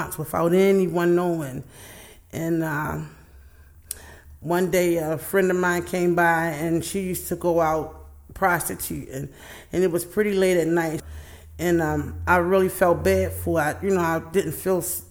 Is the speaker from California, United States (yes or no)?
no; Baltimore, Maryland, United States; I grew up in East Baltimore. That's where I'm from.